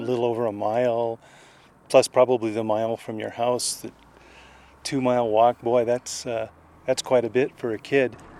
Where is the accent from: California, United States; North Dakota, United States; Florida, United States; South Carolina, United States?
California, United States; Los Angeles; I grew up in Los Angeles